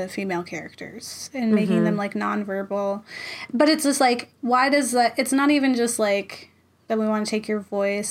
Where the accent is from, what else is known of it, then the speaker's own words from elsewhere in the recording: Florida, United States; I'm from Florida.